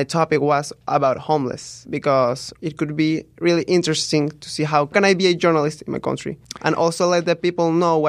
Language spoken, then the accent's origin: English; Caracas, Capital District, Venezuela; Well, I'm from Caracas, the capital of Venezuela.